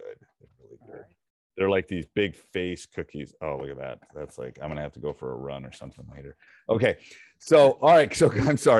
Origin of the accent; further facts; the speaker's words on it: Madison, United States; I'm from Madison